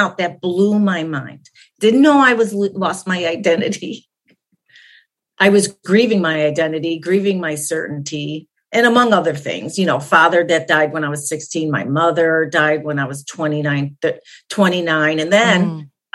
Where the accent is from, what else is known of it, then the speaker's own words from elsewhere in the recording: Chicago, Illinois, United States; I'm Polish by nature. That is, I grew up in Chicago